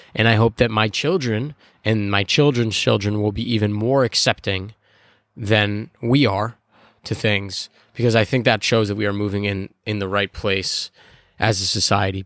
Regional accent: Chicago, Illinois, United States; I'm from Chicago

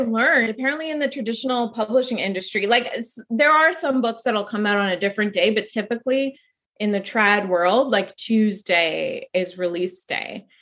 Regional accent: Canada; I'm Canadian

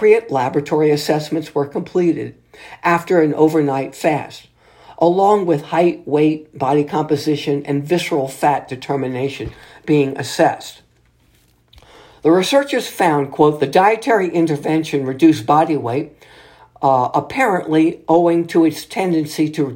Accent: New Orleans, Louisiana, United States; here in my home state city of New Orleans

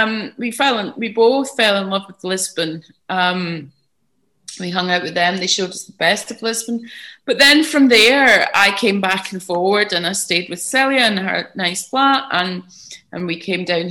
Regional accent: Glasgow, Scotland, United Kingdom; moved away; also born or lived in London / Armona, Portugal; I'm from Glasgow

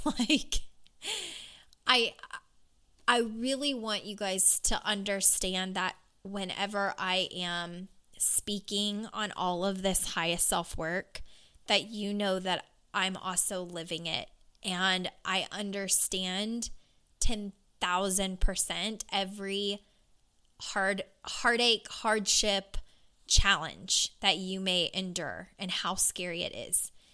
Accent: Louisville, Kentucky, United States; born or raised there

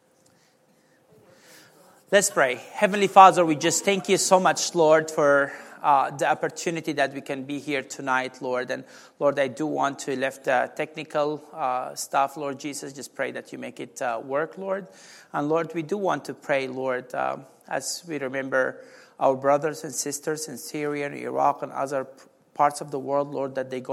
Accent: Sudan; now in United States; I'm from Sudan, they assume I was a Muslim

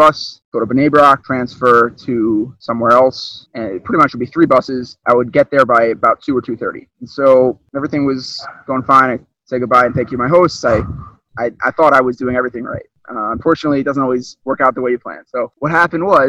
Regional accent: Baltimore, Maryland, United States; I'm from Baltimore, Maryland.

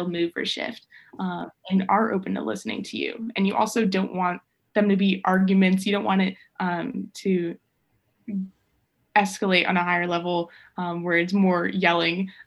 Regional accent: Georgia, United States; especially growing up in Georgia

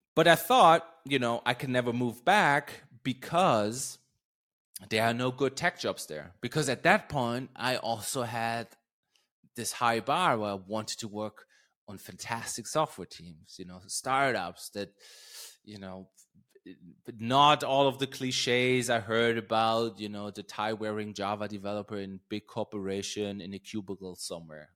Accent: Germany; English is a second language; moved away; also born or lived in Berlin; a town right around where I grew up.

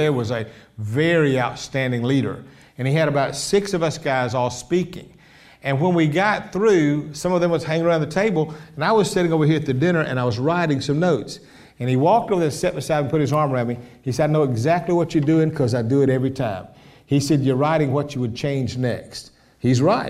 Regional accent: Columbus, Georgia, United States; Columbus, Georgia

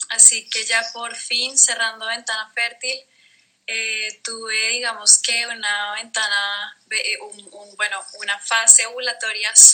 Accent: Colombia; now in Netherlands; Eh, yo soy colombiana, soy de Colombia. Vivo en Holanda. Ya llevo, digamos que varios años viviendo pues fuera de casa.

